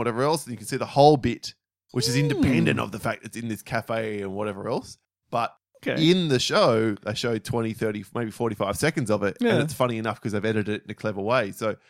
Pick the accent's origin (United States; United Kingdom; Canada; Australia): Australia; because we're Australian.